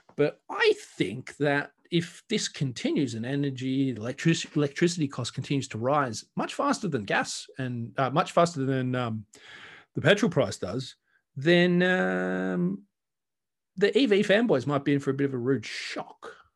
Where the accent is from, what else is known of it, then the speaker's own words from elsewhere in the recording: Australia; I'm Australian